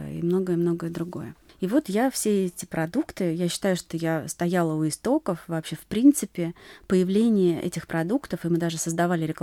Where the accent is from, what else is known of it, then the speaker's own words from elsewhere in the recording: Saint Petersburg, Russia; я сама родилась и выросла в Петербурге, в прекрасном городе.